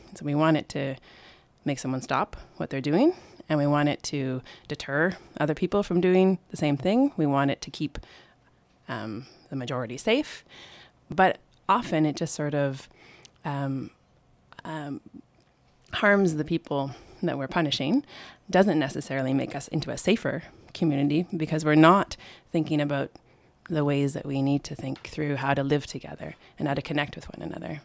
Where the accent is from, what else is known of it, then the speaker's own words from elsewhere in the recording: Canada; moved away; I'm from Canada